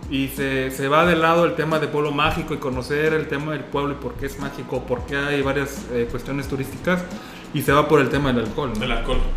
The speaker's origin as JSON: {"language": "Spanish", "region": "Guerrero", "country": "Mexico", "moved": "yes", "lives_now": "Morelos, Mexico"}